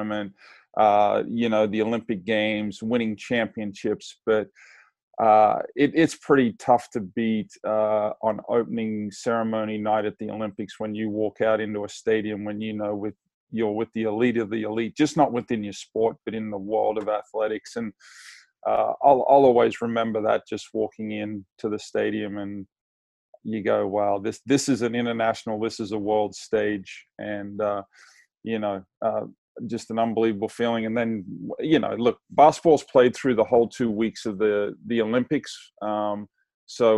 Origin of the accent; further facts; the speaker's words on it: Australia; now in Santa Barbara, United States; growing up in Australia, very lucky to live close to the ocean.